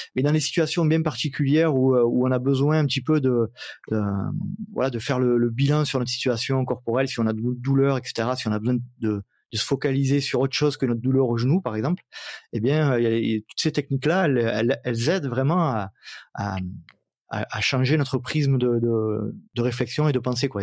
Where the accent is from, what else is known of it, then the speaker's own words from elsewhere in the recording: Provence-Alpes-Côte d'Azur, France; accent: américano-franco-provençal; mon, mon accent euh, américano-franco-provençal